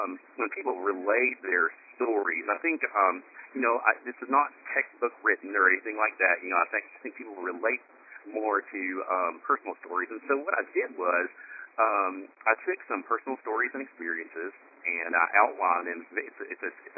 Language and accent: English; Appalachia, Tennessee, United States; I grew up in Tennessee, in the hills of Appalachia